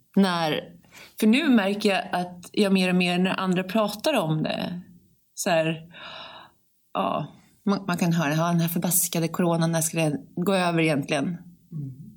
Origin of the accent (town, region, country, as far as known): Sweden